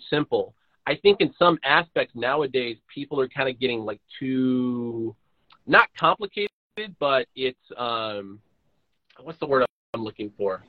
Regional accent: Oakland, California, United States; moved away; when I was born in Oakland, leaving Oakland, came back to Oakland

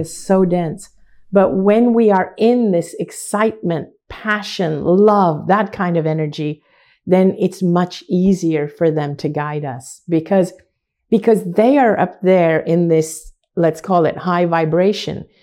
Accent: Hong Kong; I grew up in Hong Kong, which is predominantly a Chinese city

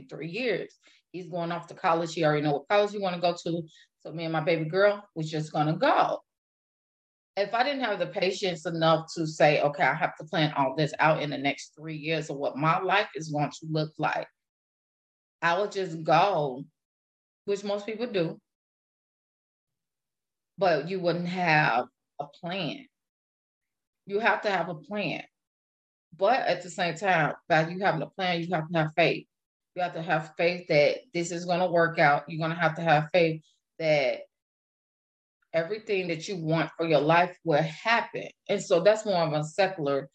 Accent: Illinois, United States; now in Wisconsin, United States; I live in Wisconsin right now. I am originally from Illinois

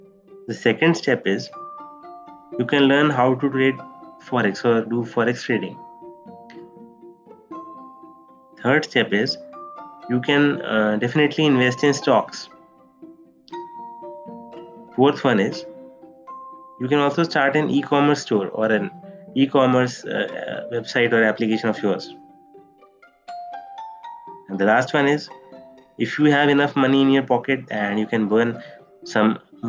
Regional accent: India; also born or lived in Delhi; I'm from India. I live in Delhi.

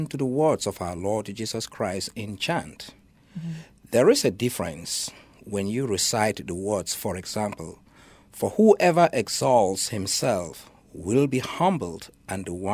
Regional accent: Bamenda, North-West Region, Cameroon; moved away as an adult; also born or lived in Minnesota / Kansas / Michigan; now in Chicago, United States; originally, I was born in Cameroon, mm-hmm. and specifically in the Archdiocese of Bamenda.

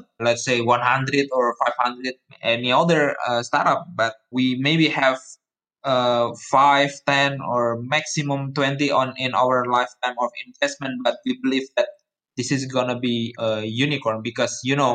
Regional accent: Surakarta, Central Java, Indonesia; moved away as an adult; Solo is my hometown actually. I was born there and then for 18 years, I lived there

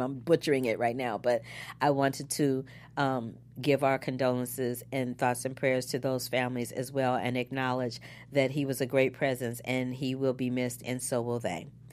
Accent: St. Louis, Missouri, United States; my hometown, Saint Louis, Missouri

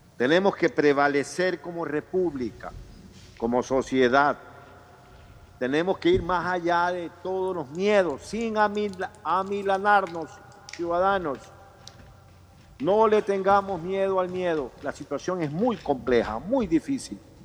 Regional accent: Ecuador; los ecuatorianos

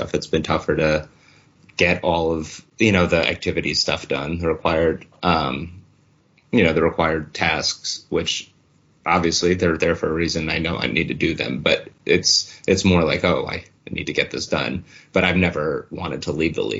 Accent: New Jersey, United States; I was also from New Jersey

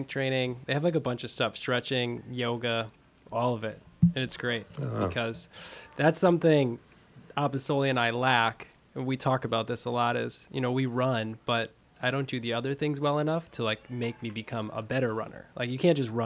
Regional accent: Fond du Lac, Wisconsin, United States; I'm from Fond du Lac, so about an hour north of Milwaukee.

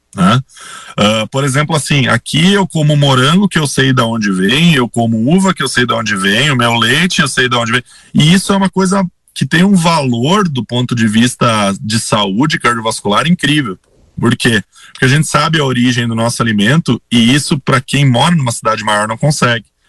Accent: Sinimbu, Rio Grande do Sul, Brazil; moved away as an adult; also born or lived in Santa Maria / Caxias do Sul / Passo Fundo; now in Teutônia, Brazil; Eu sou natural de uma cidadezinha bem pequena, próxima de Santa Cruz. Eu sou de Sinimbu, que é uma cidadezinha pequenininha, próxima de Santa Cruz. Nasci no interior

